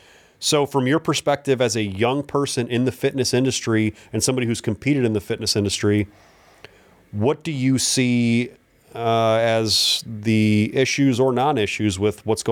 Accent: Cleveland, Ohio, United States; She grew up in Akron. I grew up in Cleveland.

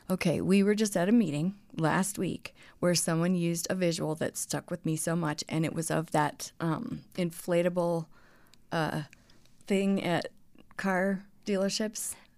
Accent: Colorado, United States; moved away; also born or lived in Texas; growing up in Colorado

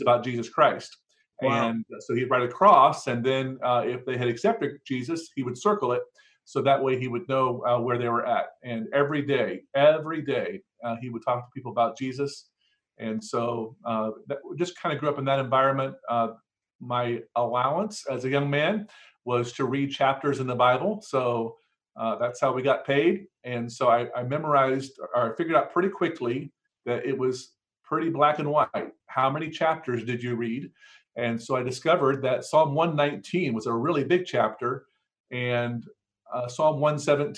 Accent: Cambridge, Ohio, United States; I was raised in Southeast Ohio, and I'm the youngest of five children. And we were raised in a small town in Cambridge, Ohio

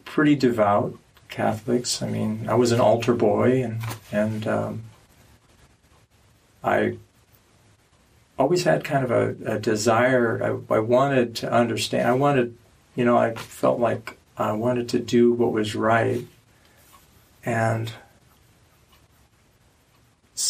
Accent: Omaha, Nebraska, United States; moved away; I grew up not here. I grew up in Nebraska

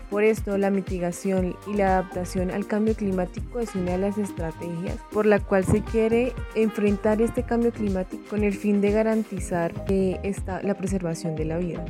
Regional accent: Colombia; en mi país, Colombia

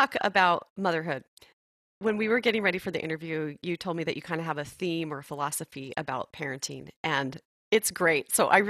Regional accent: Arizona, United States; born there; Well, I was born in Arizona, then I moved away, then I came back. But yes, I love Arizona.

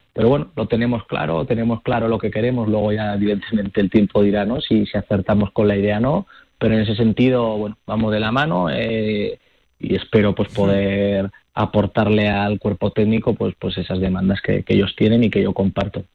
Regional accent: Zaragoza, Aragon, Spain; yo que soy de Zaragoza

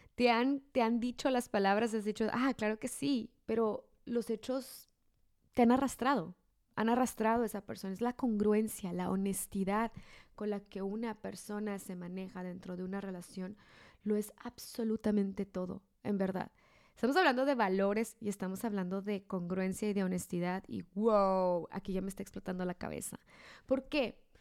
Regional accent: Mexico; mi esposo y yo somos mexicanos los dos, entonces somos de la misma cultura, somos del mismo estado, somos de la misma ciudad

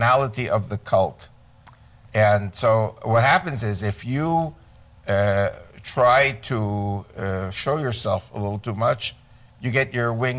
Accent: United States; moved away as an adult; now in Israel; I was born in America and raised in America

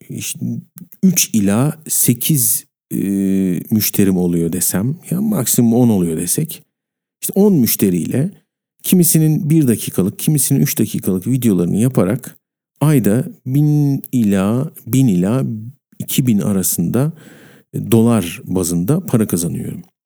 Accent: Turkey; ben Türk'üm

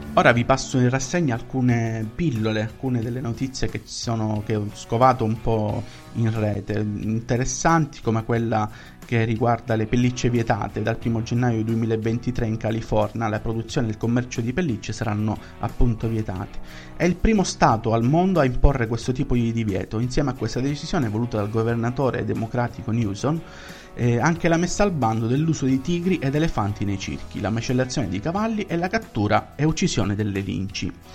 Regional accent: Rome, Lazio, Italy; also born or lived in Syria; Io sono nata in Siria e a tre anni sono arrivata qua a Roma.

